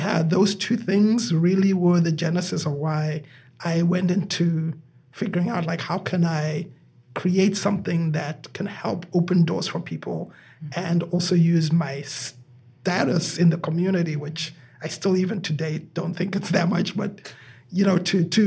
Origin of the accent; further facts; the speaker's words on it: Zimbabwe; moved away as an adult; now in United States; I am originally from Zimbabwe. And I have been here in the United States. I came here in the year 2000. I was 26 at the time.